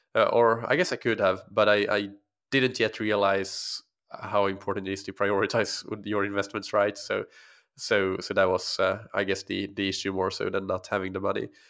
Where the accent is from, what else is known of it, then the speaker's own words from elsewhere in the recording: Finland; first language Swedish; English is a second language; moved away as an adult; also born or lived in Helsinki, Finland; grew up in a small community in, uh, actually on an island that belongs to Finland, but is Swedish speaking, so I'm, Swedish is my first language